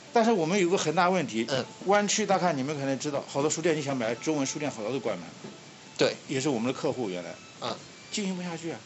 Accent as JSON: {"language": "Chinese", "country": "China", "moved": "yes", "lives_now": "United States", "said": "我们中国人，大陆来的人"}